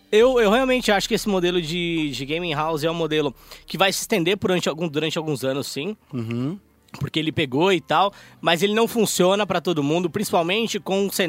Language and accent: Portuguese; São Paulo, Brazil; born there; A gente veio da favela. Não. Aqui não tem leite cooperar, não, cara. Nasci no Capão